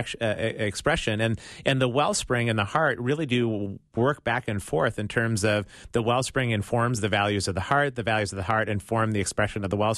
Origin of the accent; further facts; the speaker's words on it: Midwest, United States; as a Midwesterner